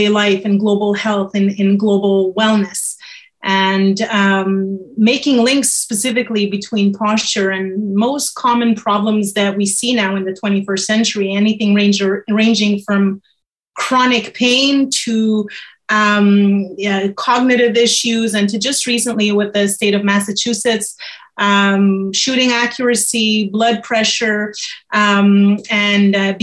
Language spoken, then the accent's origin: English; Montreal, Quebec, Canada; also born or lived in France; I'm born in Montreal, Canada. I actually have both nationalities. I'm French from France